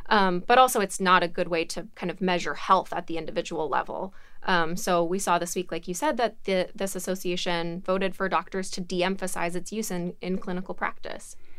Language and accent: English; Alabama, United States; I'm from Alabama